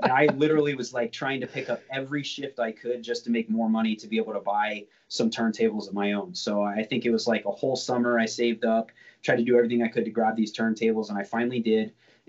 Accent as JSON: {"language": "English", "region": "Maryland", "country": "United States", "tie": "born or raised there", "said": "So I grew up in Maryland. Well, I grew up all over. I went to high school in Southern Maryland."}